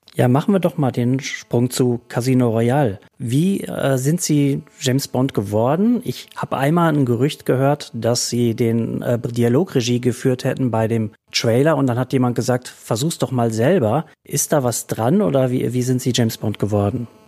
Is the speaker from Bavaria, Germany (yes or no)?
no; Berlin, Germany; Als Berliner bin ich